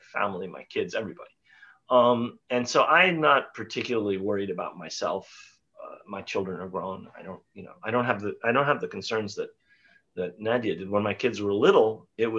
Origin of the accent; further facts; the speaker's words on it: New York, United States; also born or lived in Mount Vernon, New York; I grew up very near where both of you are now on the Upper West Side. I was born in Manhattan.